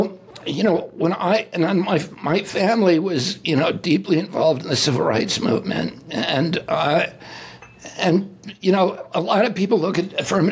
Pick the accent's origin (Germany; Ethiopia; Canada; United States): United States; Virginia; When I grew up in Virginia